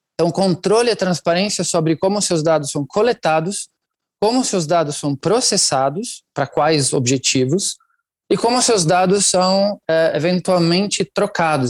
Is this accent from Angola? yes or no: no; Italy; Portuguese is a second language; moved away as an adult; now in Brazil; Eu nasci e cresci na Itália. Eu estou no Brasil há uns 21 anos já